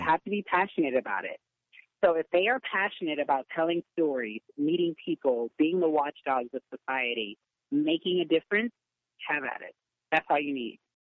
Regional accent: Pasadena, California, United States; also born or lived in Inglewood, California; I grew up in Pasadena, born in Inglewood, but grew up in Pasadena

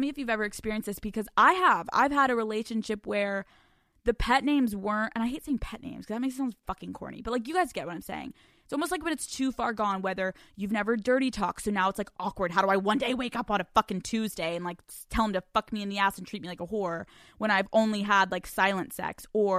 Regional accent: the South, United States; I'm from the South. Don't judge me.

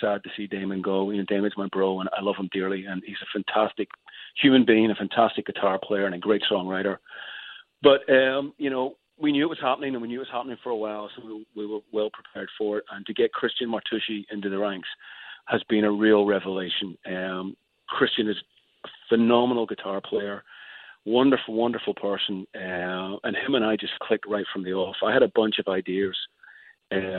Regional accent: Northern Ireland, United Kingdom; now in Los Angeles, United States; as a kid growing up in Northern Ireland

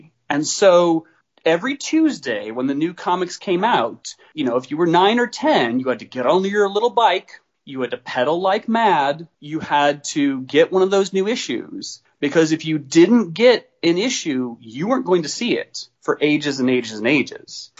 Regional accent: Story City, Iowa, United States; I grew up in Story City, Iowa, which is a small town of about 3,000 people

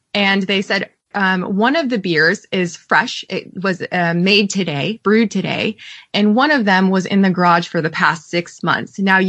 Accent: Fairfield, California, United States; When I was growing up in Fairfield, California

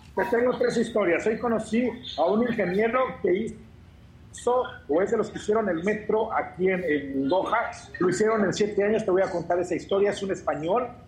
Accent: Mexico; somos los, somos los mexicanos

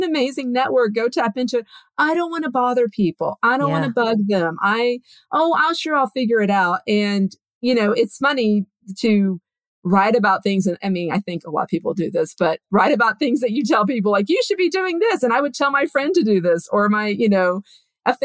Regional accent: Texas, United States; I'm from Texas, so I'm a big fan of another Texan

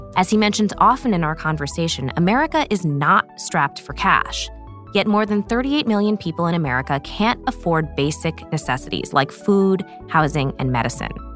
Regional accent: Montclair, New Jersey, United States; I grew up in New Jersey

